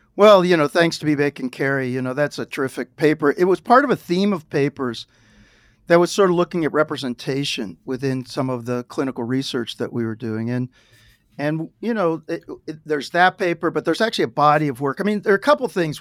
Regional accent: Dayton, Ohio, United States; moved away; I grew up in Dayton, Ohio, it was a great place

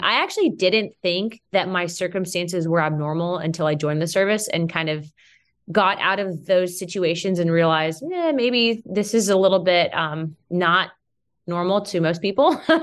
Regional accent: United States; I may be Hispanic, but first and foremost, I'm an American

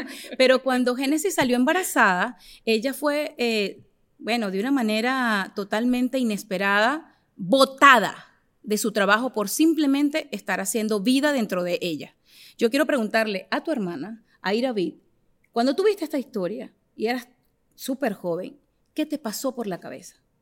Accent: Venezuela; yo soy de Venezuela

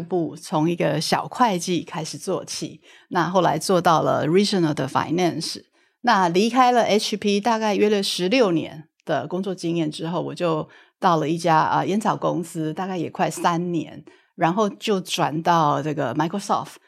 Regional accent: Taiwan; 我是土生土长的台湾人，一直都是在台湾受教育

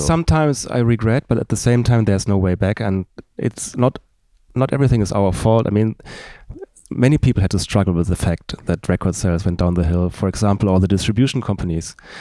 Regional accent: Darmstadt, Hesse, Germany; in my hometown, which is Darmstadt, thirty kilometers south of Frankfurt. And we, we both grew up there.

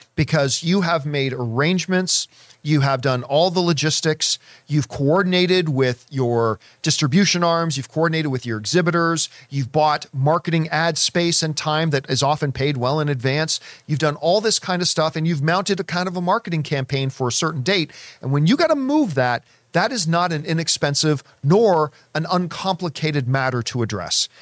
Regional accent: Canada; a Canadian who walked around in a lot of snow

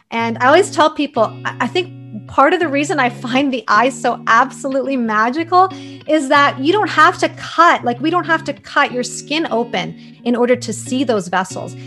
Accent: Toronto, Ontario, Canada; also born or lived in Croatia; I grew up in Toronto, although I was born in Croatia

